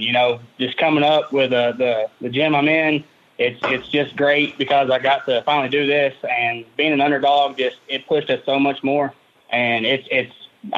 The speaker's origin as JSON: {"language": "English", "town": "Loudon", "region": "Tennessee", "country": "United States", "tie": "born or raised there", "said": "My hometown is Loudoun, Tennessee"}